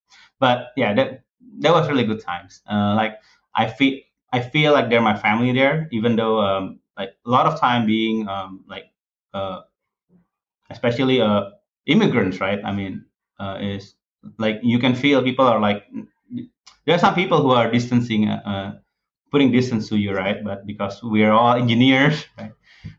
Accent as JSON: {"language": "English", "country": "Indonesia", "tie": "born or raised there", "second_language": "English", "said": "I mean, me growing up in Indonesia, and Jeremy, he grew up in Bali."}